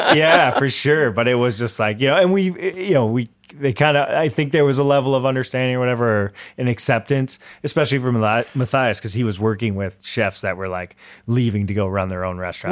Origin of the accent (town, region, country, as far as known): Metro Detroit, Michigan, United States; moved away as an adult; also born or lived in Chicago